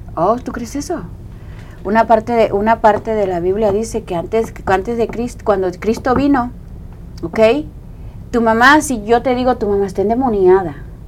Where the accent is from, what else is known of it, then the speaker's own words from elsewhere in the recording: Coatzacoalcos, Veracruz, Mexico; moved away; yo soy de, de Coaxacualcos, Veracruz